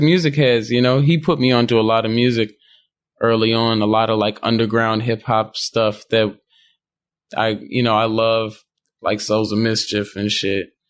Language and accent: English; Chicago, Illinois, United States; growing up in Chicago